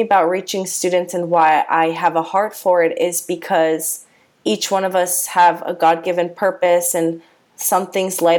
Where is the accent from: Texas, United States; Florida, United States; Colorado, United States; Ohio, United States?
Florida, United States; Coral Springs; also born or lived in Palm Beach County, Florida; I am from South Florida. I grew up in South Florida in Coral Springs area, so Broward County.